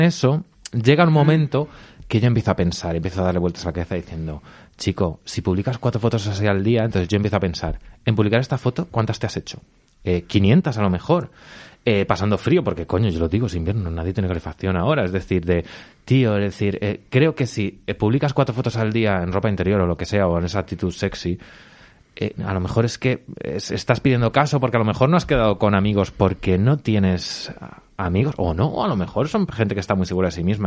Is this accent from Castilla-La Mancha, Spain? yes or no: yes; Albacete, Castilla-La Mancha, Spain; yo soy de Albacete, Miguelitos de la Roda